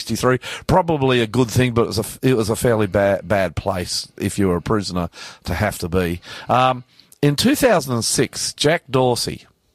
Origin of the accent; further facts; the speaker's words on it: Australia; I'm the ….